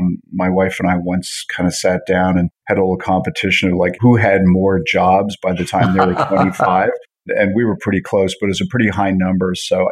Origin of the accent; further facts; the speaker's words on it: Montreal, Quebec, Canada; also born or lived in New York / Toronto; So I was born in Montreal and sort of border hop between Canada and the U.S. every 5 years. Montreal, then New York, then back to Montreal, went to college in Toronto.